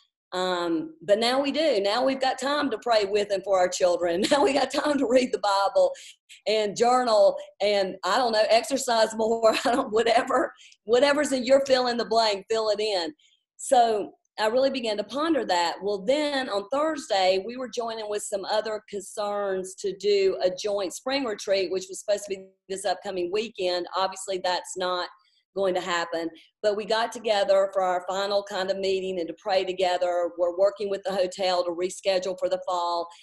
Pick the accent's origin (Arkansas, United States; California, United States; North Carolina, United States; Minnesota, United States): North Carolina, United States; Charlotte; moved away as an adult; also born or lived in Fort Bragg, North Carolina; now in Stuttgart, Germany; I was born and raised in Charlotte